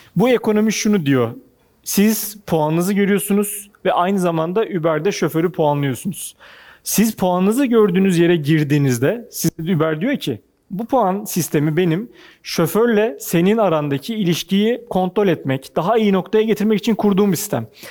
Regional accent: Ankara, Turkey; moved away as an adult; now in Istanbul, Turkey; bir Ankaralıyım ben.

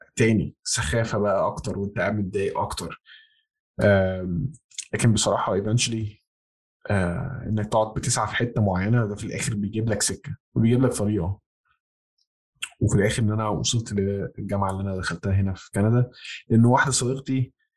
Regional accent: Egypt; moved away as an adult; أنا ما زلت من مصر

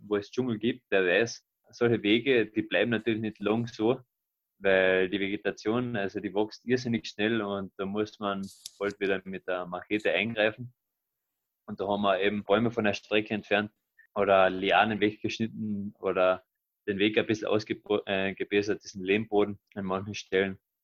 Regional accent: Carinthia, Austria; nach Villach, nach Kärnten in mein Heimatbundesland

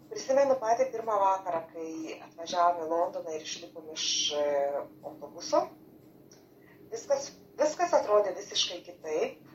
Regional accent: Lithuania; moved away as an adult; also born or lived in England; now in United Kingdom; kad ten mes gimėmės, ten užaugę, vis tiek širdį yra kažkoks jausmas.

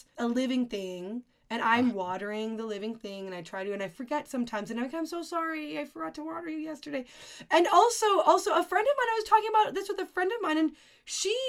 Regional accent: Canada; I am Canadian

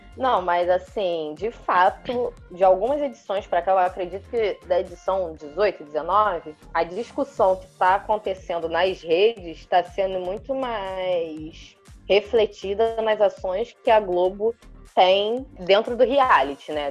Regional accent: Brazil; a gente é brasileiro

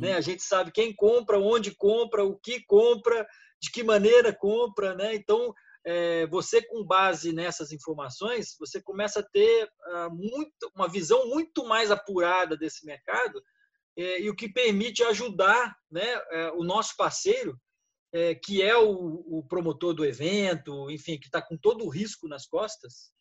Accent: São Paulo, Brazil; moved away as an adult; now in Rio de Janeiro, Brazil; eu sou paulista, mas moro no Rio há 20 anos

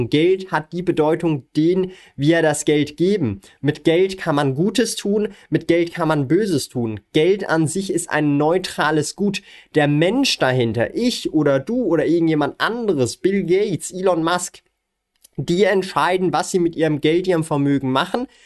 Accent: Switzerland

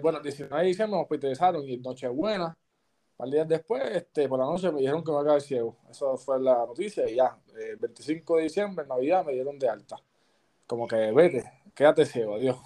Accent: Patillas, Puerto Rico; me gusta estar allá en, mi pueblo, allá en Patilla.

